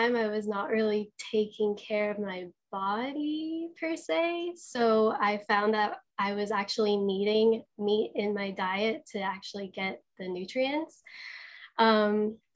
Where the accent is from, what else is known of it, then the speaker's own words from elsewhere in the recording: Los Angeles, California, United States; I'm originally from Los Angeles, California. I'm a beach girl.